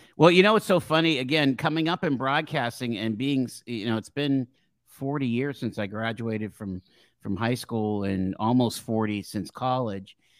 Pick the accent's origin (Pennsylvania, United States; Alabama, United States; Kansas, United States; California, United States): Pennsylvania, United States; Erie; I grew up here in Erie on West eighteenth Street